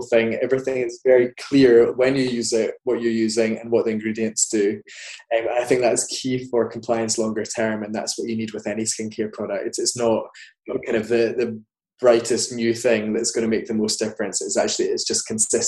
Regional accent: Scotland, United Kingdom; now in London, United Kingdom; I grew up in kind of semi-rural Scotland

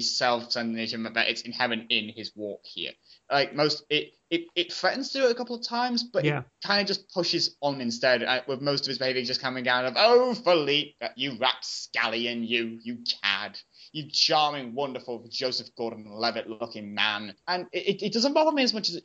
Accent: United Kingdom; being a millennial and also being British

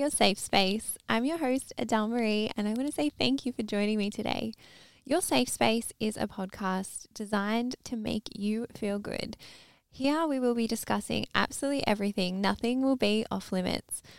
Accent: Melbourne, Victoria, Australia; grew up in Melbourne, Australia.

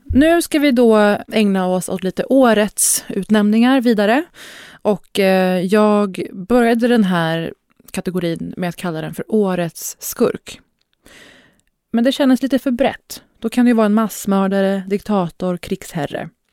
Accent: Sweden; Här har man behövt argumentera för att man är svensk i 30 år. Som då halvsvensk, halvpersisk, brun, stornäst person

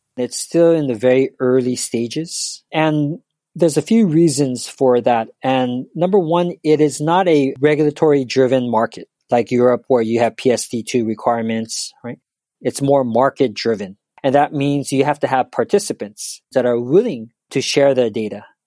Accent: Los Angeles, California, United States; moved away as an adult; also born or lived in New York; now in Tokyo, Japan; I'm originally from Los Angeles

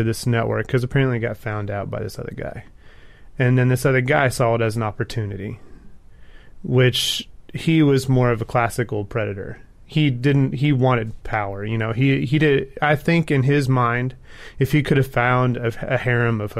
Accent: Texas, United States; I'm from Texas.

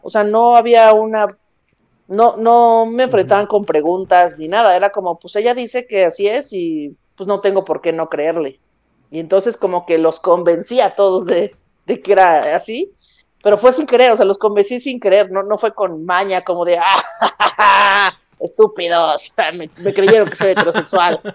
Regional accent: Mexico City, Mexico; also born or lived in Coacalco, State of Mexico; En la Ciudad de México yo, yo soy chilanga 100%, nací dentro de un bolillo

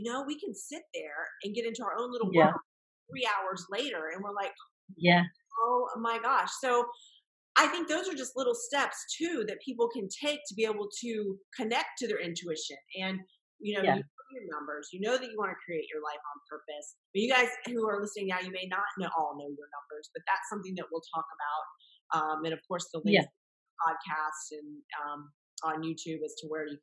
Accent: Florida, United States; I'm born and raised in Florida

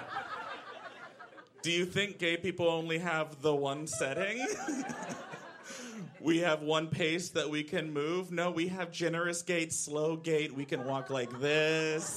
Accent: Central Texas, United States; now in Brooklyn, United States; I grew up in Central Texas

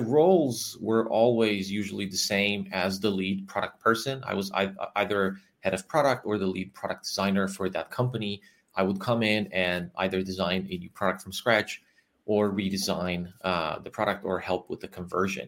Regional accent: Transylvania, Romania; also born or lived in New York, United States; I'm originally from Romania, from Transylvania. I still live in Transylvania

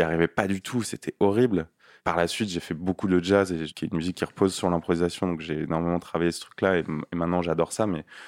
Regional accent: Nanterre, Île-de-France, France; also born or lived in Paris; j'ai grandi en banlieue à Nanterre

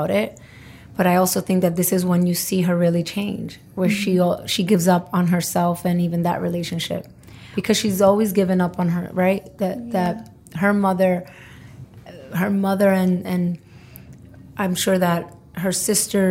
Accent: New York City, New York, United States; I'm from Brooklyn

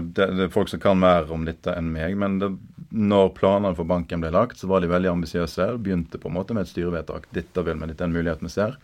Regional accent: Bømlo, Vestland, Norway; moved away; jeg er bømling. Nå har jeg snart bodd lenger vekk fra Bømlo enn jeg har bodd på Bømlo

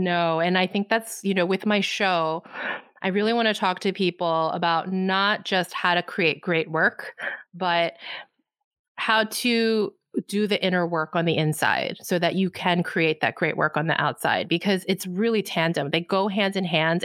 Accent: United States; I'm Korean American.

